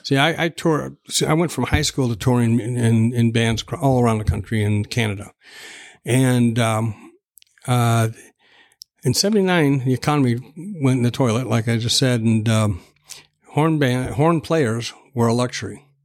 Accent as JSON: {"language": "English", "town": "Tacoma", "region": "Washington", "country": "United States", "tie": "born or raised there", "said": "I was born in Tacoma, and Tacoma General Hospital"}